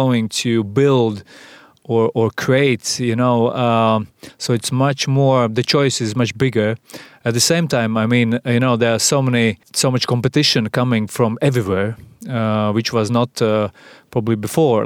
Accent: Sigulda, Vidzeme, Latvia; I'm a, a guy from Sigulda

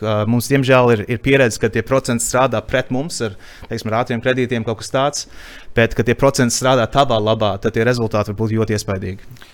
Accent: Canada; now in Latvia; es dzimu Latviešu ģimenē Kanādā un nodzīvoju savu, savu pirmo dzīves posmu Kanādā

